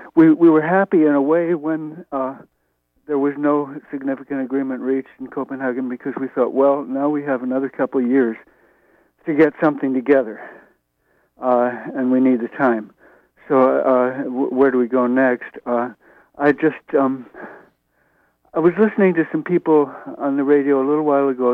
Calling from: New York, United States; I'm also calling from Brooklyn.

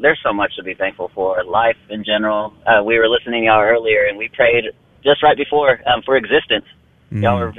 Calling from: Midland, United States; We are calling from Midland.

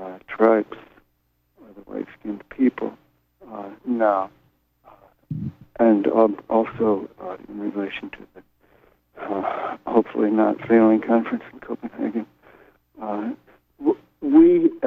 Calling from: Brooklyn, New York, United States; This is …. I'm calling from Brooklyn.

